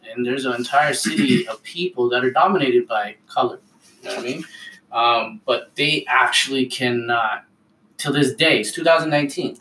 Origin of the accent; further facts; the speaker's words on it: Ottawa, Ontario, Canada; I love growing up in Ottawa